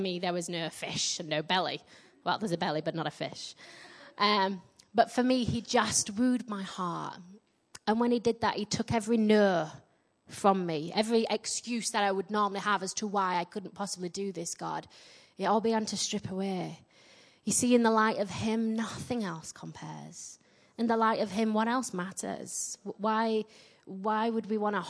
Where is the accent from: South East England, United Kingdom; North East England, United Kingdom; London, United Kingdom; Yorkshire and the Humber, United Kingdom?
Yorkshire and the Humber, United Kingdom; accent: Yorkshire; now in Midlands, England; I get mocked for my Yorkshire accent everywhere, particularly in my own church.